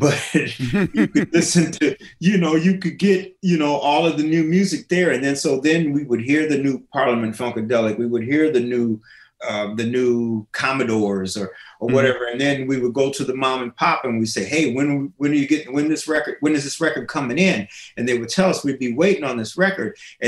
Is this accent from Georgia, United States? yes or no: no; Springfield, Illinois, United States; born there; So I was born in Springfield, Illinois.